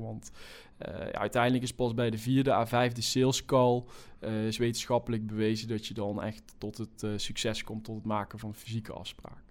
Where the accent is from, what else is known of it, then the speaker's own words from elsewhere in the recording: North Brabant, Netherlands; accent: Brabant; in Brabant, waar ik vandaan kom, zoals iedereen wel kan, eh, kan horen